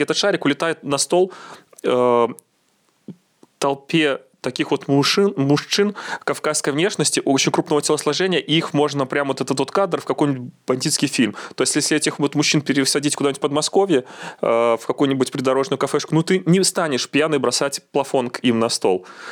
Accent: Belarus; also born or lived in Minsk; мы же, белорусы

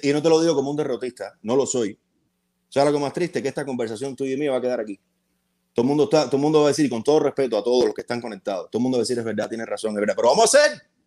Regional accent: Havana, Cuba; now in United States; mi casa natal en La Habana

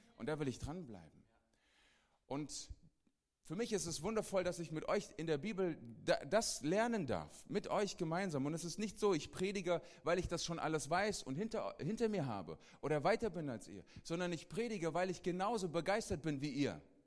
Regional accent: Hesse, Germany; ich bin ein Hesse. Ist okay. Und ich bin zur Hälfte Mazedonier.

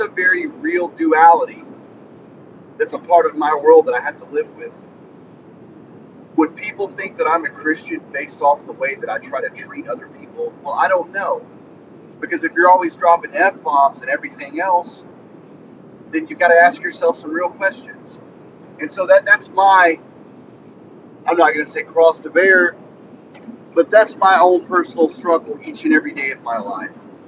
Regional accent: rural northwestern Louisiana, United States; I was raised in rural northwestern Louisiana

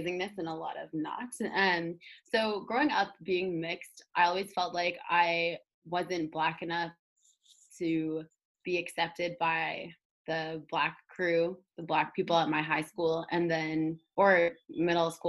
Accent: Toronto, Ontario, Canada; someone growing up in inner city Toronto

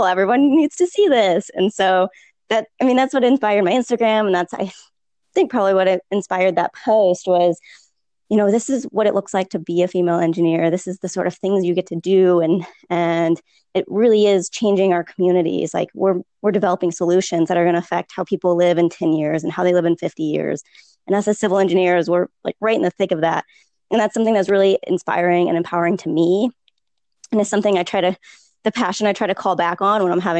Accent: St. Louis, Missouri, United States; moved away as an adult; also born or lived in Texas; now in Austin, United States; I am originally from St. Louis, but I did grad school in Texas

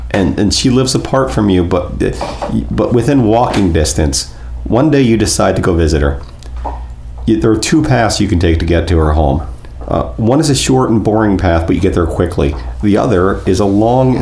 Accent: Fort Pierce, Florida, United States; I grew up in Fort Pierce, the St. Lucie County

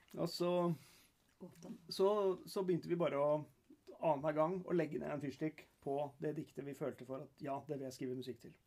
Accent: Norway; når vi kommer hjem til Norge

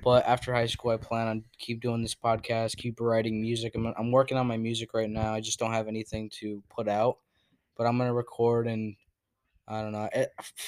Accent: Connecticut, United States; also born or lived in Florida; now in Maine, United States; I'm originally from Connecticut, and then I moved to Florida, and now I'm in Maine.

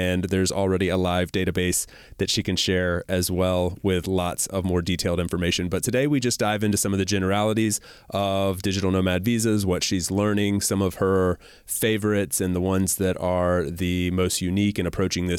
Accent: Southeast U.S., United States; I grew up in the Southeast U.S.

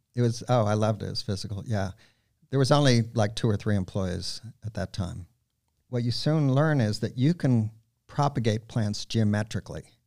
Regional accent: Miami Beach, Florida, United States; moved away as an adult; also born or lived in Michigan / Israel; now in Gainesville, United States; Growing up in Miami Beach, most of the kids were expected to either become doctors, lawyers, accountants

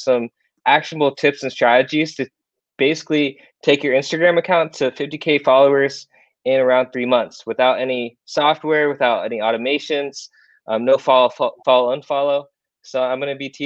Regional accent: Iowa, United States; moved away as an adult; now in South Korea; I moved to Iowa in the USA, lived there my whole life, went to high school there, college there.

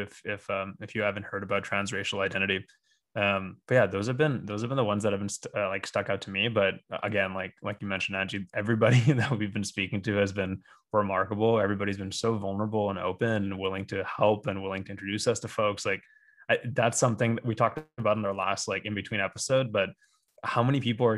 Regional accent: Bay Area, California, United States; growing up in the Bay Area

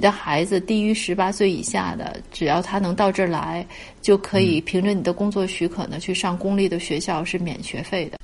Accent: China; now in Canada; 我们中国人

